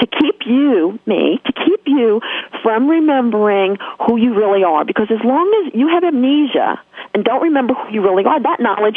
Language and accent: English; New York, United States; accent: New York; my New York accent